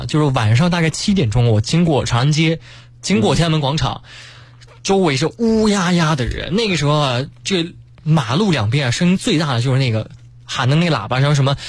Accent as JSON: {"language": "Chinese", "town": "Yancheng", "region": "Jiangsu", "country": "China", "tie": "born or raised there", "said": "我的老家呢在江苏盐城。"}